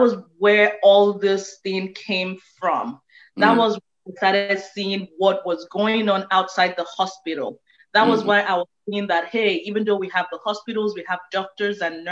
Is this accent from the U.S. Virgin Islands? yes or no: no; Nigeria; moved away as an adult; now in Houston, United States; I was born and raised in Nigeria